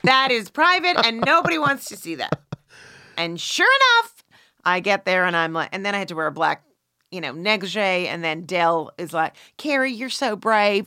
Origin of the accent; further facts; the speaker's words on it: Canada; I'm Canadian